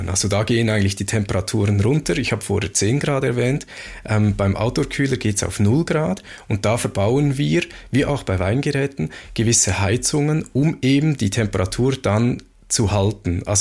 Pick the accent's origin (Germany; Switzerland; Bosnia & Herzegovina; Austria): Switzerland; so als Schweizer kann ich mir das gut merken